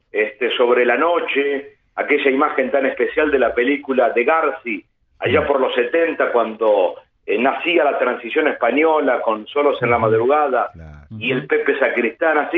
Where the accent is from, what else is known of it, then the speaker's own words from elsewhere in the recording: Bombal, Santa Fe, Argentina; Sí, quizás un poquito menos también, mm. a unos 80 kilómetros de Rosario. Es un pueblo que tiene, a ver, como referencia mediática, mucho más a lo porteño